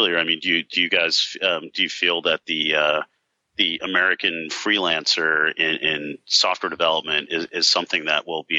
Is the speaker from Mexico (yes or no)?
no; South Africa; In fact, I'm from South Africa originally, so I've thought about potentially taking things over there because they're about 4 years behind us.